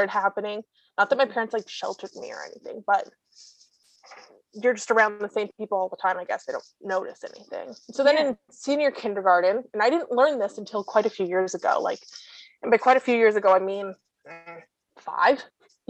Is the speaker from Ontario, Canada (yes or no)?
yes; Toronto, Ontario, Canada; I grew up in SickKids pretty much